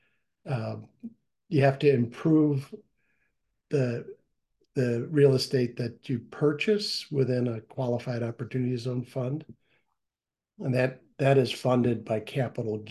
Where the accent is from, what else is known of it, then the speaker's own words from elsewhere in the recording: Aurora, Illinois, United States; I'm from Aurora, so 40 miles out